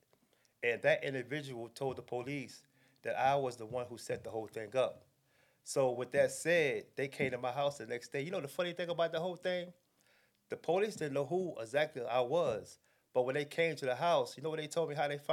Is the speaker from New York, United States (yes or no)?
yes; New York City, New York, United States; moved away as an adult; also born or lived in North Carolina; I was raised in Brooklyn, New York